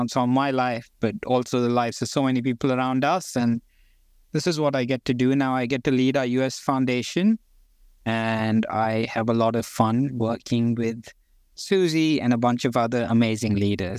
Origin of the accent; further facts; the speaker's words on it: India; born there; I don't know how the introduction goes, but I've lived around the world. I was born in India. I'm indigenous to the center, the Gondi people right in the middle of India.